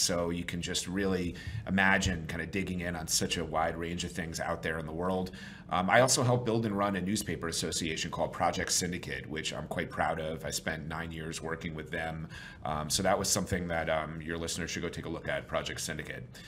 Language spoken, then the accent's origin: English; New York, United States; I'm from New York originally